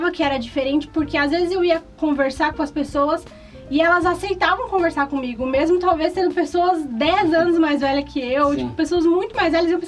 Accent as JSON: {"language": "Portuguese", "town": "Goiânia", "region": "Goiás", "country": "Brazil", "tie": "born there", "said": "Eu nasci em Goiânia"}